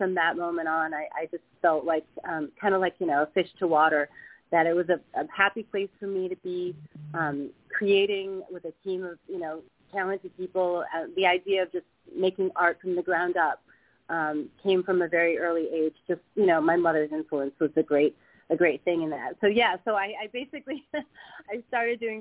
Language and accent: English; Midwest, United States; moved away; I grew up in the Midwest